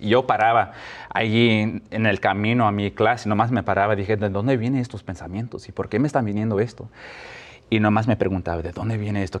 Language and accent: Spanish; Mexico; now in Albany, United States; como latinos, mexicanos, mi familia